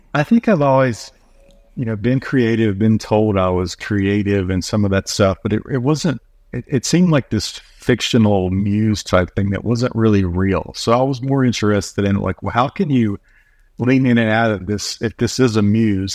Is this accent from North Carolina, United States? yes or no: yes; North Carolina, United States; moved away; also born or lived in Oregon / Los Angeles; I'm from North Carolina